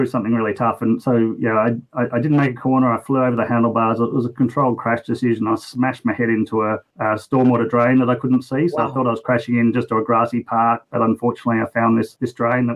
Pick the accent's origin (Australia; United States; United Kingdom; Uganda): Australia; West Coast, Western Australia; born or raised there; now in Brisbane, Australia